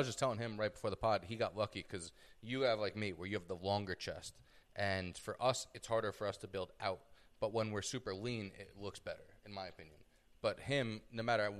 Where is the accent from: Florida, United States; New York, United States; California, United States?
New York, United States; now in Los Angeles, United States; I'm from New York and I've lived out here